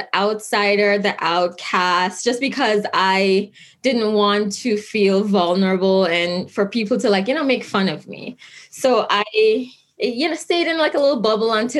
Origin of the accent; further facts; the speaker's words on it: Kingston, Jamaica; now in Albany, United States; I grew up in Kingston, Jamaica